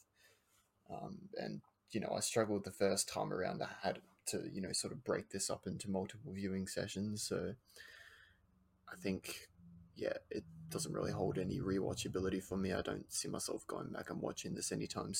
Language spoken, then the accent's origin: English; Australia; We're Australian.